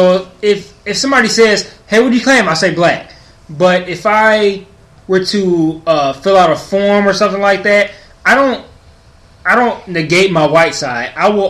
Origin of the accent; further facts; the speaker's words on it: Detroit, Michigan, United States; I grew up in Detroit. I grew up in the hood. Everything about me is black.